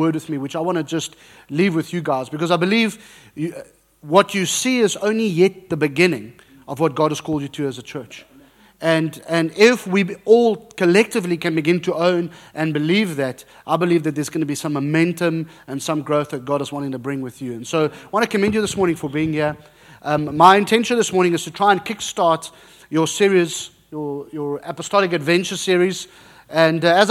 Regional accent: South Africa; moved away; I'm South African, very South African with a Dutch background.

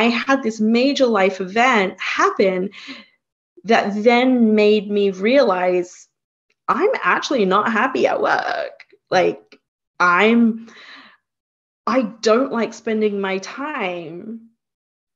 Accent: Australia; moved away as an adult; also born or lived in Singapore; now in Hudson Valley, United States; I was born in Singapore myself, and we migrated to Australia when I was 2

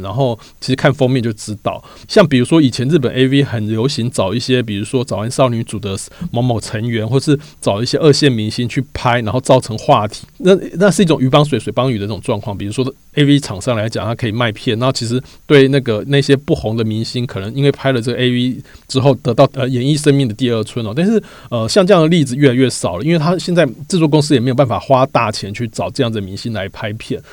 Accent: Taiwan; 台湾的男生的共同成长经验，其实我们都是看色情片长大，就是 A V 片，不管是日本的或是欧美的，我们就看各种色情产品长大的

